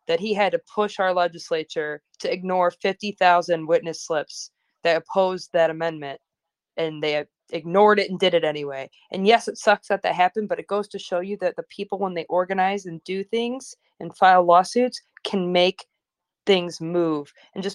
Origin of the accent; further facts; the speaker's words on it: Chicago, Illinois, United States; I'm from Chicago. I live in Chicago